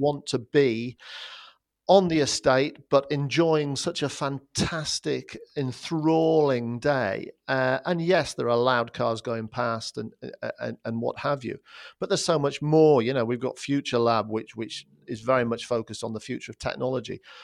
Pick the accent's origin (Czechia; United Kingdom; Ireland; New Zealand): United Kingdom; Durham, North East England; moved away as an adult; also born or lived in London; I was born and brought up in the Northeast, and I went to school in Durham